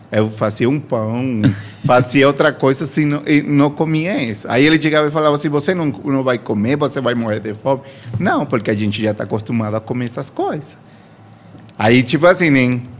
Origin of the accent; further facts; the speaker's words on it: Venezuela; Portuguese is a second language; É, eu sou venezuelano.